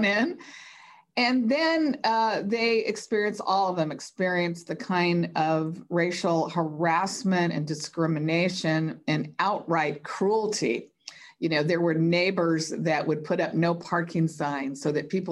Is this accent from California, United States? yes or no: yes; Los Angeles, California, United States; growing up in Los Angeles